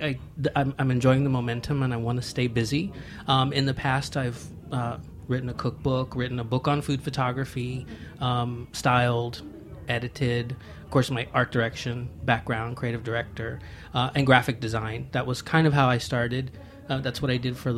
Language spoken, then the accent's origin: English; Galveston, Texas, United States; now in Los Angeles, United States; I grew up in Galveston, Texas